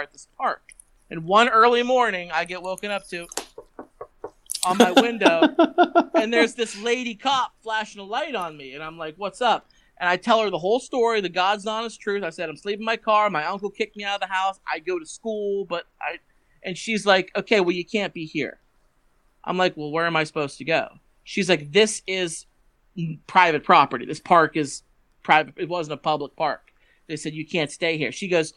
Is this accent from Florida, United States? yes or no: no; Pennsylvania, United States; moved away as an adult; also born or lived in Tennessee; coming back to Pennsylvania